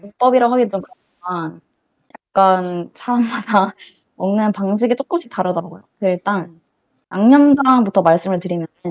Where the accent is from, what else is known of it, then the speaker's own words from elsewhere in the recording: Changwon, South Gyeongsang, South Korea; moved away; 저는 본가가 창원이라서 부산에 가깝잖아요.